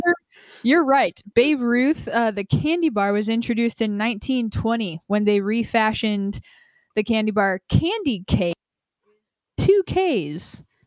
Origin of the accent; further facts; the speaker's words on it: Vermont, United States; moved away; I was born in Vermont, my family lives there, my mom and sister live there now